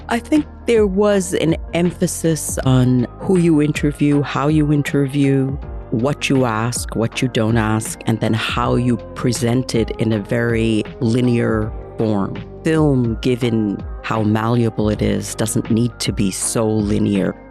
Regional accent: United States; also born or lived in India; grew up in America.

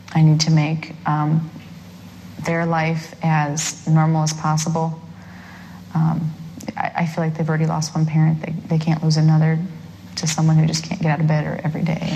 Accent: Waterloo, Iowa, United States; born or raised there; moved away as an adult; now in Ankeny, United States

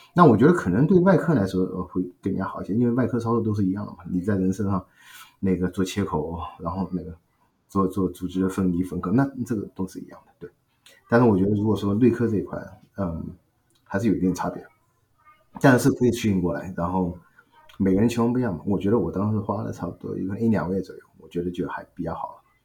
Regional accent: China; moved away as an adult; also born or lived in Shanghai / Beijing; now in United States; 我因为是从小在一个，在上海附近的一个小城长大，然后，呃，小学、初中、高中都在那边，然后大学呢，在上海读了

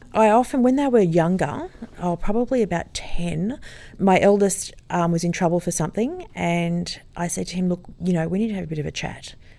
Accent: Sydney, New South Wales, Australia; moved away as an adult; also born or lived in Sutherland Shire, Sydney; now in Noosa North Shore, Australia; I grew up in Sydney and lived there and had two children

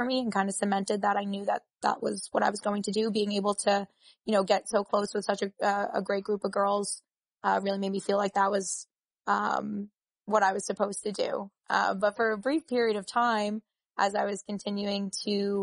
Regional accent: New York City, New York, United States; the College of Staten Island, which is my hometown

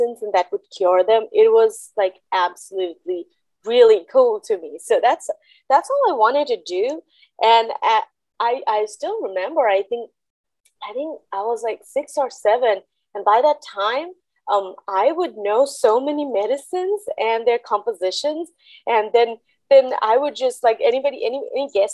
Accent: Kolkata, West Bengal, India; moved away as an adult; now in Mississippi, United States; I grew up in Calcutta, India, which is now called Kolkata.

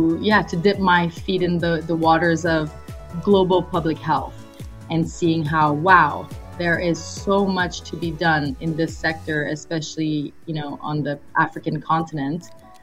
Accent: Montreal, Quebec, Canada; born there; first language French; English is a second language; Yeah, sure. So My background is, well, I'm Canadian. I'm French-Canadian, as you may have been able to tell by the pronunciation of my name. So my mother tongue is French. I was born in Montreal.

